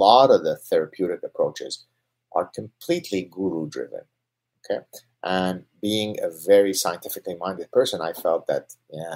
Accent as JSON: {"language": "English", "country": "Canada", "said": "I'm Canadian"}